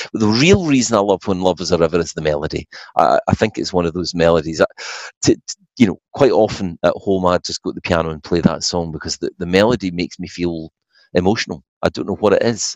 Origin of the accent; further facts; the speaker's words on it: Falkirk, Scotland, United Kingdom; moved away; my hometown of Falkirk